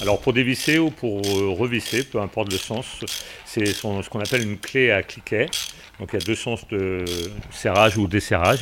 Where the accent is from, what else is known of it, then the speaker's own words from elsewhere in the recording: Belle-Île-en-Mer, Brittany, France; moved away as an adult; je suis originaire de, de Belle-Île